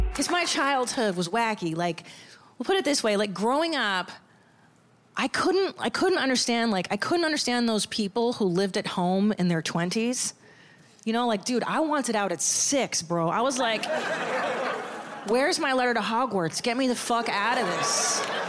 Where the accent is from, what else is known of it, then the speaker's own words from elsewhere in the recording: Los Angeles, California, United States; I'm from Los Angeles.